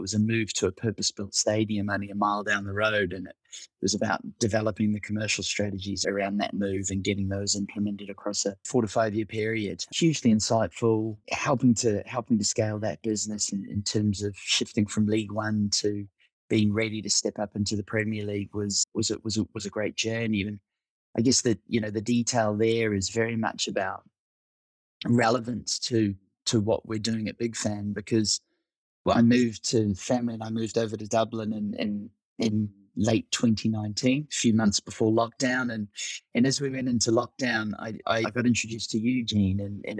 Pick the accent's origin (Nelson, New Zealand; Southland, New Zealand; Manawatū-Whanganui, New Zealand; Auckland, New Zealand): Auckland, New Zealand; moved away as an adult; also born or lived in United Kingdom; I'm originally from Auckland, New Zealand